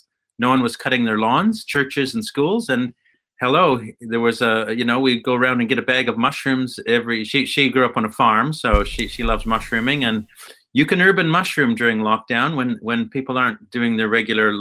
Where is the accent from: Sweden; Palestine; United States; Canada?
Canada; Alberta; moved away as an adult; now in Tauranga, New Zealand; So I grew up in Alberta in Canada